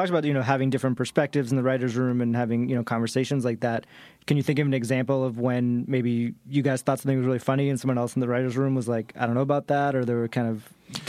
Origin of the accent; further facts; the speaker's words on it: Boston, Massachusetts, United States; also born or lived in New York; now in Los Angeles, United States; I grew up in Boston.